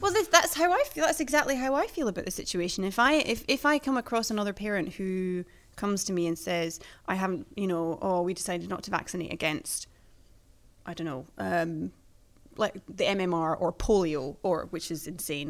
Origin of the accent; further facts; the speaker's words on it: United Kingdom; now in Sweden; my own country